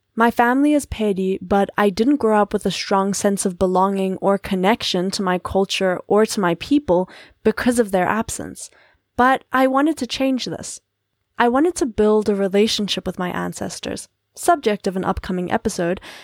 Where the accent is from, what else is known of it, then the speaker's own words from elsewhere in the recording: South Africa; As a South African of Paddy lineage